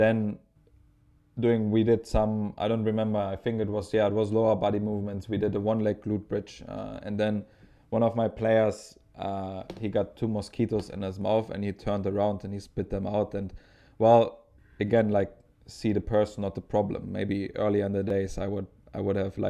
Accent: Potsdam, Brandenburg, Germany; moved away; also born or lived in Dresden; I'm from Potsdam, which is very close to Berlin.

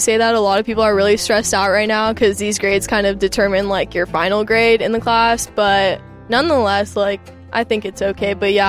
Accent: Cyprus; moved away as an adult; now in Austin, United States; I am a freshman here at UT. I'm from Cyprus, and I'm a math major here.

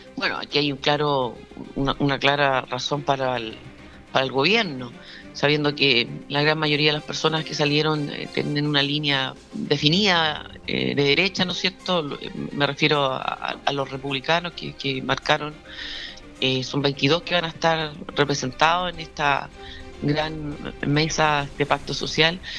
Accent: southern Maule, Chile; tomé la decisión de quedarme en el Maule Sur porque esta es mi tierra, esta es mi gente

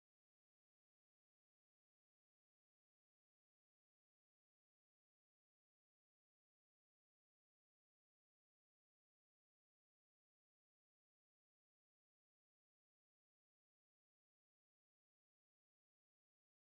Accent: Pennsylvania, United States; now in Kentucky, United States; Growing up in Pennsylvania

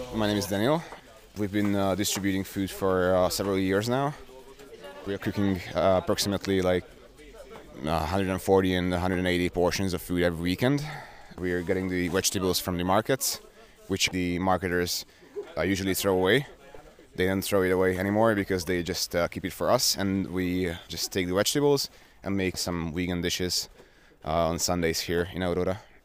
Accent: Budapest, Hungary; I am from Budapest. I was born here.

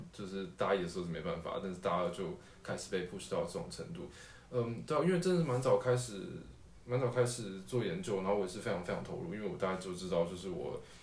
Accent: Tainan, Taiwan; 接近台南县，所以我应该是在台南县出生的吧，印象中是

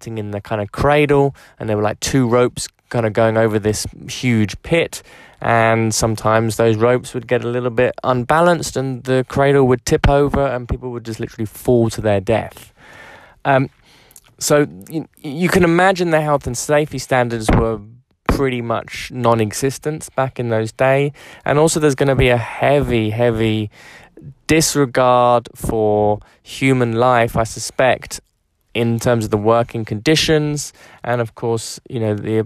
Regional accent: London, United Kingdom; as a Londoner, as someone who's been brought up in England

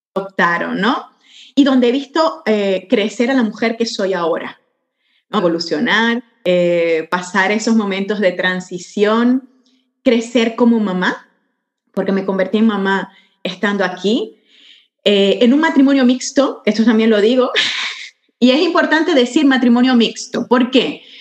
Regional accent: Venezuela; moved away as an adult; now in Barcelona, Spain; soy venezolana catalana

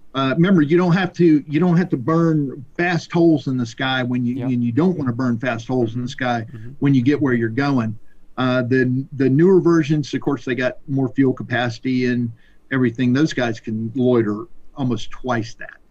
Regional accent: Pensacola, Florida, United States; I grew up in Pensacola, which is where Naval Aviation uh, was born

